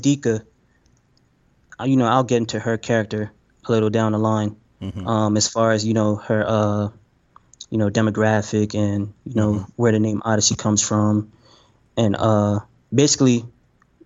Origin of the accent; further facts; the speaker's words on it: United States; I'm American